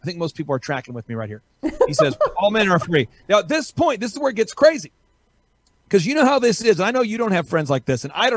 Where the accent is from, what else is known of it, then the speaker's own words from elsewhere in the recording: the South, United States; I'm from the South.